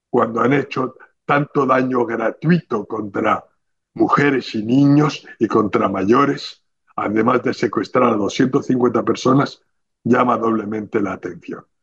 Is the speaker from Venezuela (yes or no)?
no; Spain; para transmitir como ciudadanos españoles que somos lo que teníamos que haber dicho